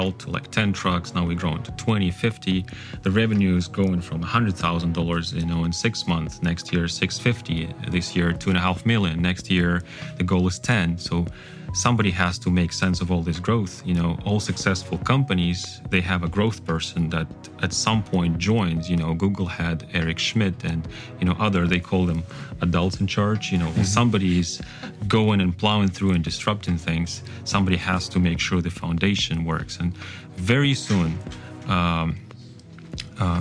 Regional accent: Kazakhstan; first language Kazakh; English is a second language; moved away; Kazakhstan, my home country

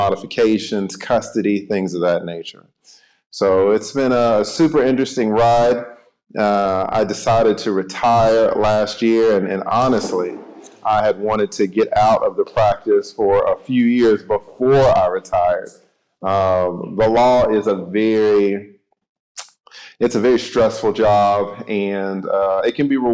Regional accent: Atlanta, Georgia, United States; I am from Atlanta, Georgia

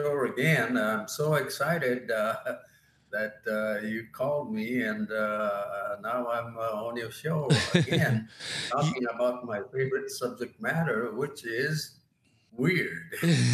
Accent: Yokohama, Kanagawa, Japan; moved away; when I was growing up in Yokohama, Japan

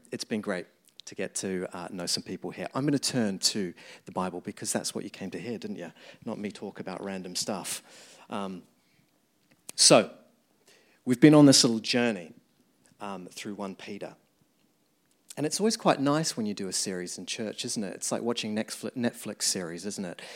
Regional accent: New Zealand; moved away as an adult; now in London, United Kingdom; as you can tell the accent, I grew up in New Zealand, moved here about, um, fourteen years ago now

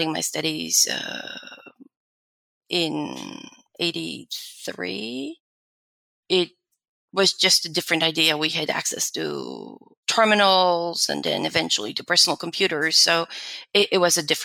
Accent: Warsaw, Masovian Voivodeship, Poland; moved away as an adult; also born or lived in London / New York; now in Texas, United States; I was born in Poland and grew up in Warsaw for the first 19 years

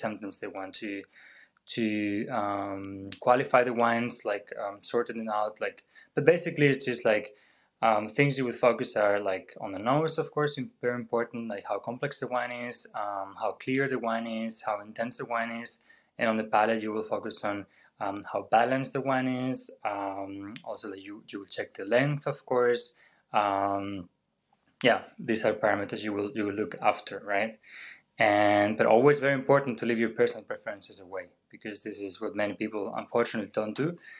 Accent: Spain; moved away as an adult; now in Vienna, Austria; I'm originally from Spain, but been living in Vienna for ten ye-, over ten years now

